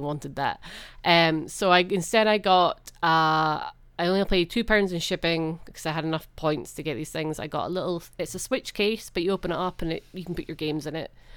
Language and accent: English; Edinburgh, Scotland, United Kingdom; I grew up in Edinburgh